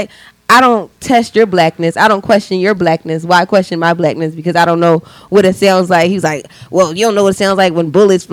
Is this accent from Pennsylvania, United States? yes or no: yes; Philadelphia, Pennsylvania, United States; I grew up in Northeast Philadelphia